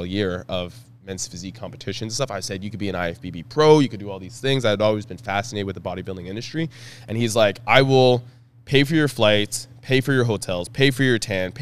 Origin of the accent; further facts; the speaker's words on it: Ottawa, Ontario, Canada; I'm from Ottawa